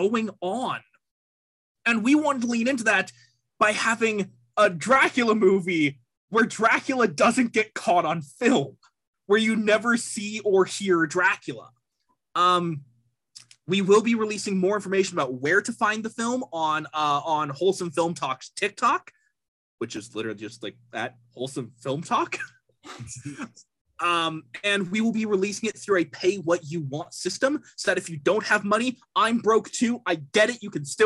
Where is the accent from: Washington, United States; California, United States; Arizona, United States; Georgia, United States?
Arizona, United States; I'm from Arizona.